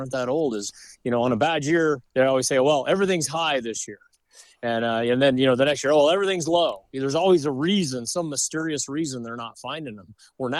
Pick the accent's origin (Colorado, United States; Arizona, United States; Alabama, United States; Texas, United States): Colorado, United States; We're from Colorado, it was way better than it was then.